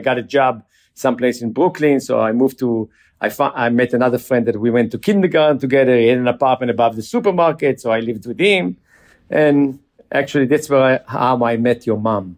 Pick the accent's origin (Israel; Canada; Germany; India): Israel; Jerusalem, Jerusalem District; moved away as an adult; we grew up in Jerusalem.